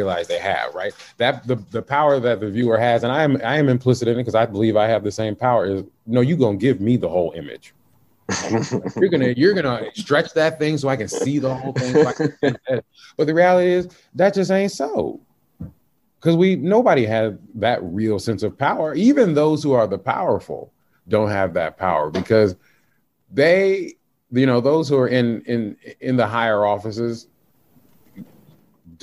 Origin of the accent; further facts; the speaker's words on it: the South, United States; I'm from the South